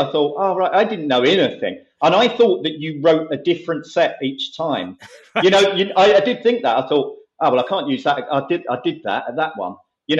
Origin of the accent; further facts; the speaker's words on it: Romford, East of England, United Kingdom; I grew up in Romford.